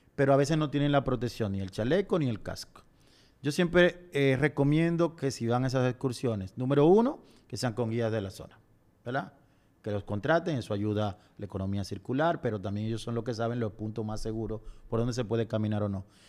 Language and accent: Spanish; Dominican Republic; nuestra montaña más alta del Caribe